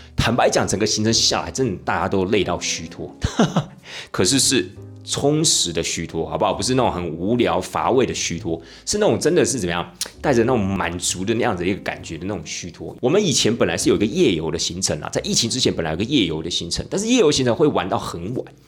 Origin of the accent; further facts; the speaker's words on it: Taiwan; 身为一个台湾人